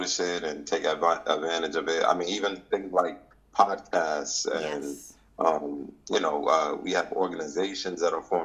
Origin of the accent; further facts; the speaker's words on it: New York City, New York, United States; I'm from East Harlem, New York.